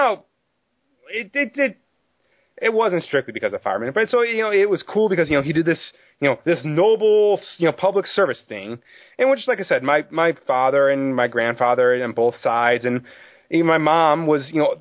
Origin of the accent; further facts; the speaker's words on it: Chicago, Illinois, United States; I'm from Chicago area.